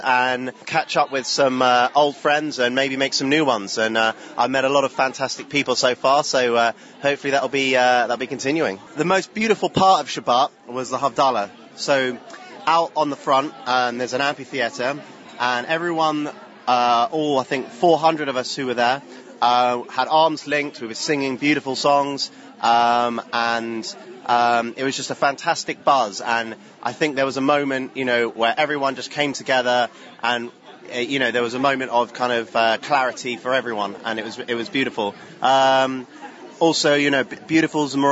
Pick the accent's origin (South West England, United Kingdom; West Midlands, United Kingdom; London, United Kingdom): London, United Kingdom; I'm from Finchley in North London